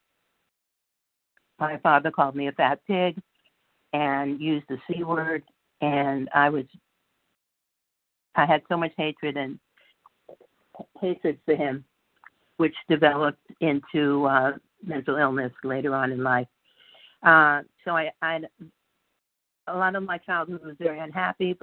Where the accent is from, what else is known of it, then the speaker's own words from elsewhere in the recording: New York, United States; now in California, United States; I grew up in New York, and I was a chubby, cute little kid